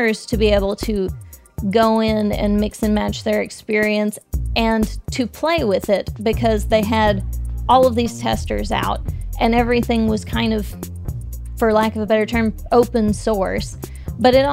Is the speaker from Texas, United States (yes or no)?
yes; Texas, United States; I'm from Texas